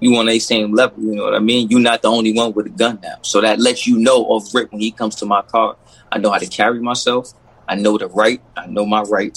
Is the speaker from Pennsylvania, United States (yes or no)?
no; New York, United States; moved away; I grew up in New York where, you know, we couldn't have guns